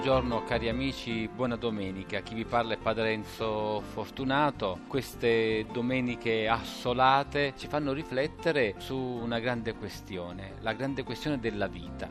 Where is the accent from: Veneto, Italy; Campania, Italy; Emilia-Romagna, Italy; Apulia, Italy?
Campania, Italy; Scala; now in Assisi, Italy; con il sindaco del mio paese, Scala, sulla costiera malfitana